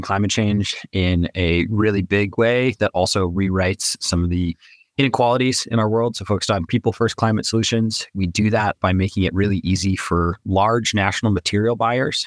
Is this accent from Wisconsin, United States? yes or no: no; New Mexico, United States; I was born and raised in New Mexico